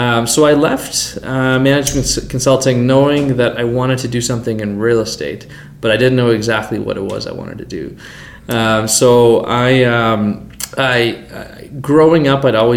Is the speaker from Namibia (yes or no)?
no; Calgary, Alberta, Canada; also born or lived in London, Ontario; I grew up in Calgary, did high school here